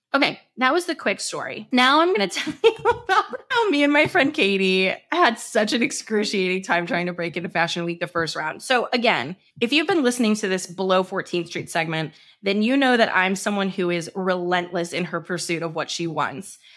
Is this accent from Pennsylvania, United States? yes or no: no; St. Louis, Missouri, United States; moved away; We're from Saint Louis.